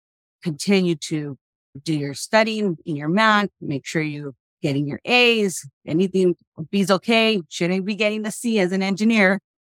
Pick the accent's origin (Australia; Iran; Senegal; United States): United States; Los Angeles, California; moved away as an adult; now in Tucson, United States; Born in Los Angeles, originally from out there, went to school and started going to the university at Cal State LA for about a year and a half